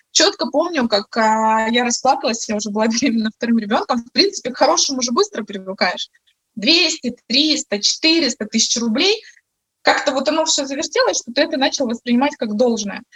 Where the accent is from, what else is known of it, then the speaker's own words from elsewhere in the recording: Crimea, Ukraine; moved away as an adult; now in Kyiv, Ukraine; в Киеве мы приезжие, мы сами из Крыма